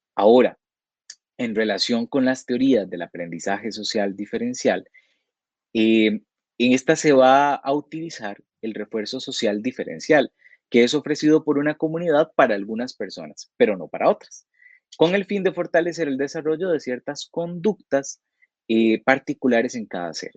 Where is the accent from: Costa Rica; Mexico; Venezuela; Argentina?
Costa Rica; como costarricenses tenemos una serie de comportamientos que compartimos la mayoría de los habitantes del país